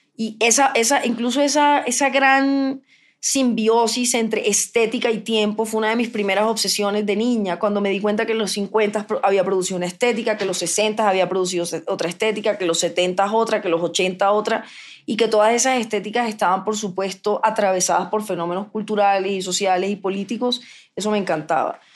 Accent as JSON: {"language": "Spanish", "area": "Cartagena / Barranquilla", "region": "Caribbean Region", "country": "Colombia", "said": "Yo soy mitad cartagenera, mitad barranquillera"}